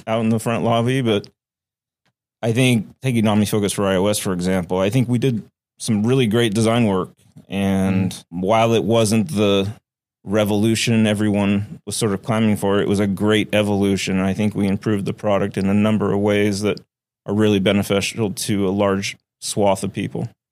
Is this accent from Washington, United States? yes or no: no; Oregon, United States; moved away as an adult; also born or lived in Flagstaff, Arizona; now in Seattle, United States; I had always wanted to come back to the Pacific Northwest 'cause I grew up in Oregon.